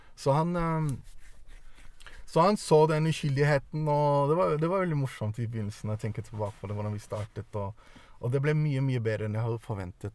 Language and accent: Norwegian; Norway; also born or lived in Denmark / Eritrea (ancestry) / Italy (parents met); jeg ble født i Danmark. Jeg kom til Norge da jeg var ni år.